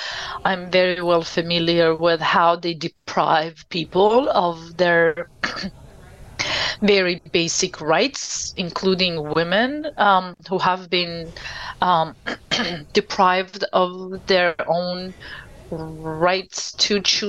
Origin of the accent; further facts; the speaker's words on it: Iran; now in United States; I was born and raised in Iran